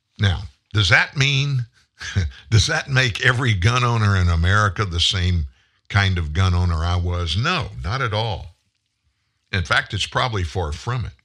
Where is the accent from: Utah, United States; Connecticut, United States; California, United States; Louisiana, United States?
Louisiana, United States; South; moved away as an adult; now in Shreveport, United States; I grew up in South Louisiana